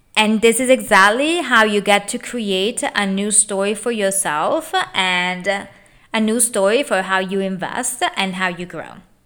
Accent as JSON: {"language": "English", "country": "Italy", "tie": "born or raised there", "moved": "as an adult", "lives_now": "United States", "said": "I was born and raised in Italy"}